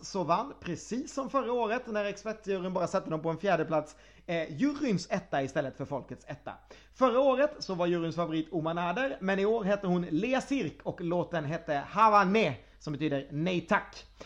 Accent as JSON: {"language": "Swedish", "country": "Sweden", "said": "jag är svensk"}